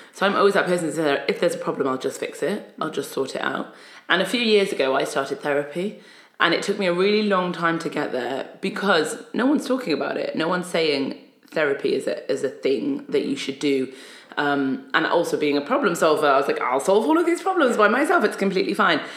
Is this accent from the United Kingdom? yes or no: yes; Newcastle upon Tyne, North East England, United Kingdom; also born or lived in Egypt; I was born in Egypt, came to England when I was about five, and then grew up in Newcastle upon Tyne